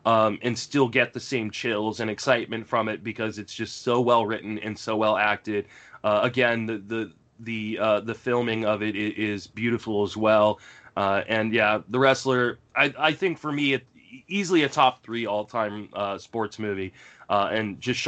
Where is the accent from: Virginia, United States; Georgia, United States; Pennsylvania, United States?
Virginia, United States; And it was a high school in the area that I grew up in Northern Virginia.